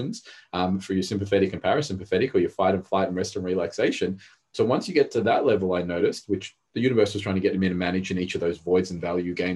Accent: Australia; English is a second language; also born or lived in Rodrigues Island, Mauritius; When I was 4, I came to Australia from Mauritius, and Mauritius was a third world, Rodriguez Island, which is near Mauritius.

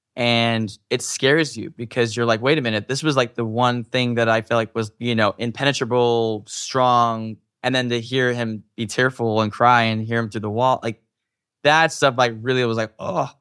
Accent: Utah, United States; I grew up in Utah, which is a specific type of community.

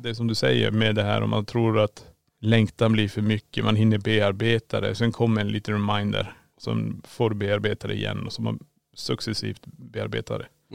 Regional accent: Kiruna, Norrbotten County, Sweden; now in Borås, Sweden; Vi är född och uppvuxen i Kiruna men vi bor i Borås.

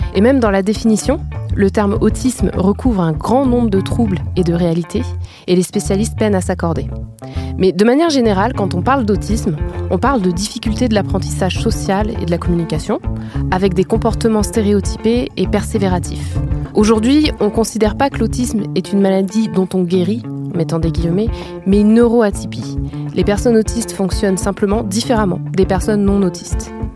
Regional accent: France; chez nous en France

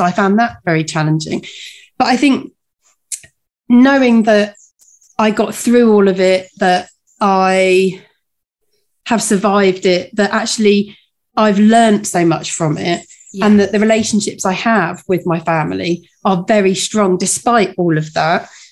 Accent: United Kingdom; as a Brit

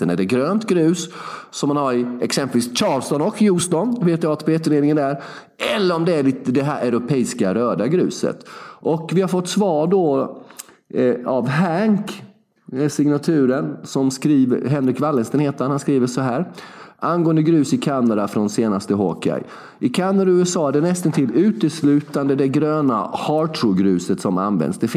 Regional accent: Småland, Sweden; Vi är hardcore, vi är smålänningar.

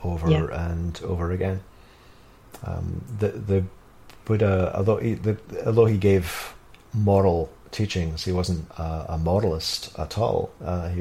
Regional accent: Scotland, United Kingdom; I'm from Scotland

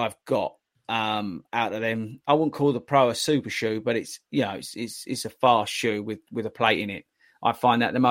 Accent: United Kingdom; We're British

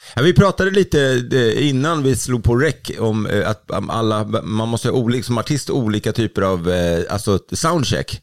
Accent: Sweden

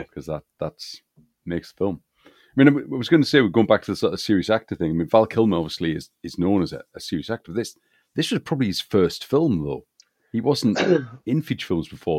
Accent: United Kingdom; growing up as I did in this country

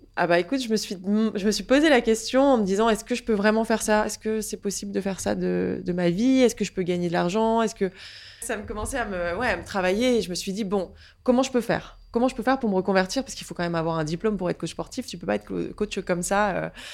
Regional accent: Saint-Quentin, Hauts-de-France, France; moved away as an adult; now in Paris, France; je suis née en Picardie à la base, dans une petite ville qui s'appelle Saint-Quentin

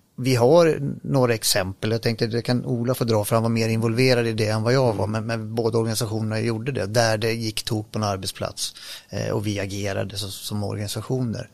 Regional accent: Grimsås, Västra Götaland, Sweden; accent: västgötska; jag kan lite västgötska också för den delen, men, men eh, eftersom jag är född i Grimsås

